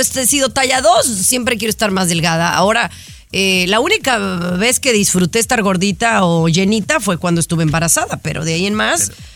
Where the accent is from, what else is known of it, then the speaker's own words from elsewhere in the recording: Mexico; yo no nací en Europa. O sea, yo nací en México